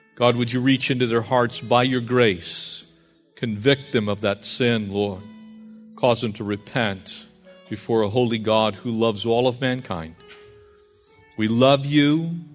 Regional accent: San Diego County, California, United States; growing up in San Diego County

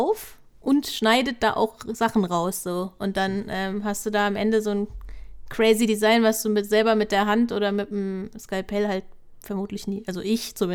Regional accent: Mainz, Rhineland-Palatinate, Germany; Also ich komme aus Mainz, da, mach, da haben wir kein Osterfeuer

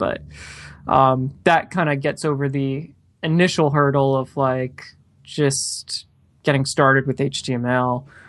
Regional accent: Clearwater, Florida, United States; now in Orlando, United States; I still am in Orlando. So I've been in Orlando about 10 years. But I grew up in Clearwater, Florida. So yeah, so didn't go far.

